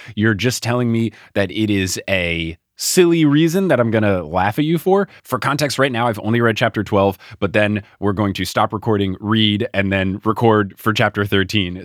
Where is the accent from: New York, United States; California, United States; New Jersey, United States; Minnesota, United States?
New Jersey, United States; when I was growing up in New Jersey, we'd go down the Jersey Shore all the time in the summers